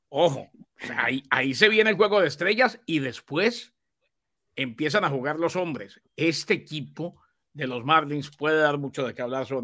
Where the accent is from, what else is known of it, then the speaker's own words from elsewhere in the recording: Miami, Florida, United States; born there; Digo, en el 88 nací en Miami, ¿no?